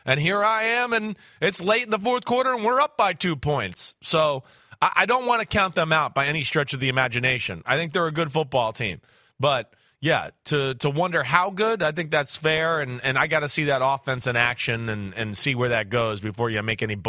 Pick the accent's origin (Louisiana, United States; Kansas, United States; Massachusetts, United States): Massachusetts, United States; Boston; I'm from the New England, Boston area anyways.